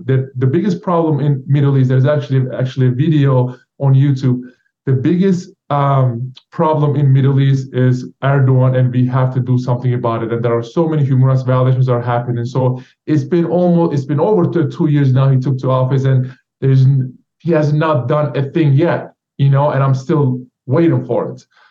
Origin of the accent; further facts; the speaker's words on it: Turkey; now in United States; Turkish government revoked my passport and put my name on Interpol list.